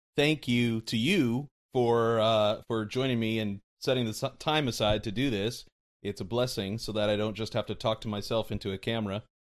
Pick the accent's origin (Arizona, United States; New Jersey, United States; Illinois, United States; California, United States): Arizona, United States; Mesa; moved away; also born or lived in Portland, Oregon; that, that's where I grew up. I went to Mesa High School